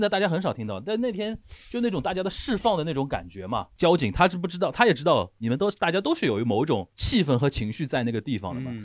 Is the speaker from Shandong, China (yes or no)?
no; Shanghai, China; 我身为一个土生土长的上海人